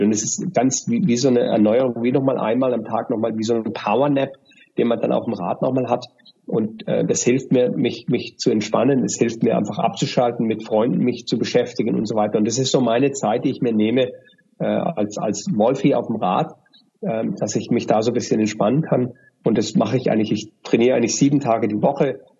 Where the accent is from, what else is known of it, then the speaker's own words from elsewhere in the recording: Germany; moved away as an adult; now in Dubai, United Arab Emirates; durch meinen Akzent, ja, äh, erkennen die Leute, dass ich aus Deutschland bin